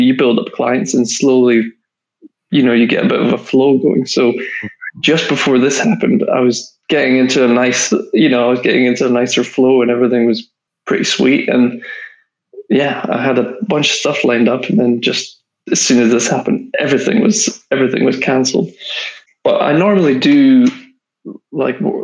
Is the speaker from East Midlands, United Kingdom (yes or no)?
no; Scotland, United Kingdom; accent: Scottish; moved away as an adult; now in London, United Kingdom; I went back up to Scotland. I'm from Scotland.